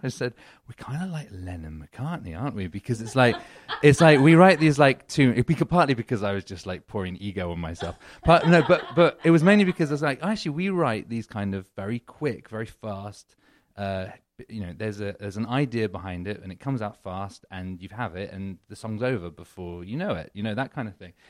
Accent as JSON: {"language": "English", "country": "United Kingdom", "also_born_or_lived": "London / New York", "moved": "as an adult", "lives_now": "Los Angeles, United States", "said": "I'm British."}